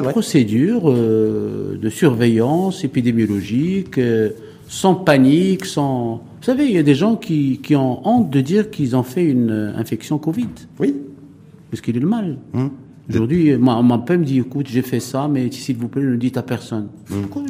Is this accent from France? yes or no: no; Morocco; en tant que bon Marocain